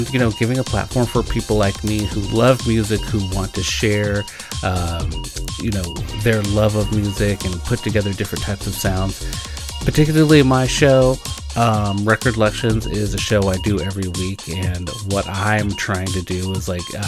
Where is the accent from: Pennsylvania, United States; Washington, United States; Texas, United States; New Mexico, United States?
Washington, United States; Olympia; now in Portland, United States; I'm from Olympia, Washington.